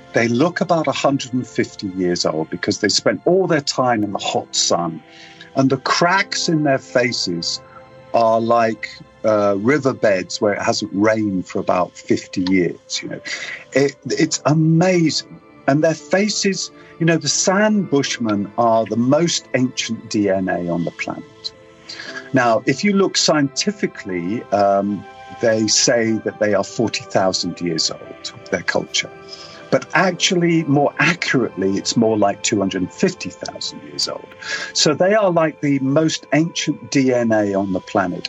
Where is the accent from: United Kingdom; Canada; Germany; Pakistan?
United Kingdom; England; I'm British